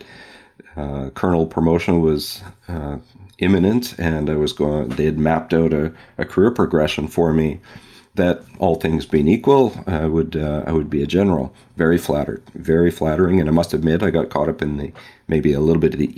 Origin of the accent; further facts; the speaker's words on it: West Coast, United States; moved away; I grew up on the West Coast